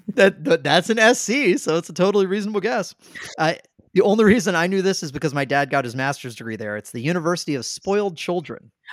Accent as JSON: {"language": "English", "region": "Southern", "country": "United States", "accent": "Southern", "said": "That's my, that's my Southern accent coming out"}